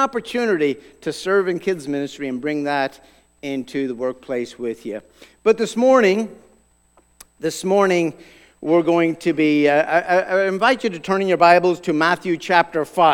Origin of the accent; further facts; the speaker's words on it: Ireland; moved away as an adult; now in United States; I grew up in Ireland.